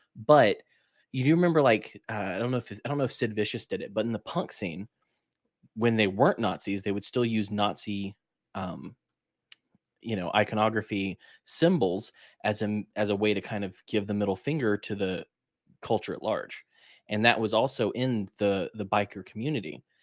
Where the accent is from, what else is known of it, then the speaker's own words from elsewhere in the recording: Alabama, United States; I'm from Alabama